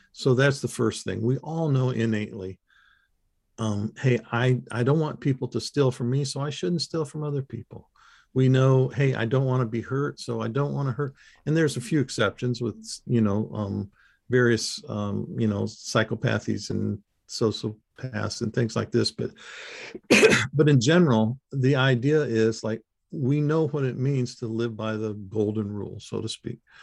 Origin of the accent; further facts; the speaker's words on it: Michigan, United States; I was raised in Michigan as a kid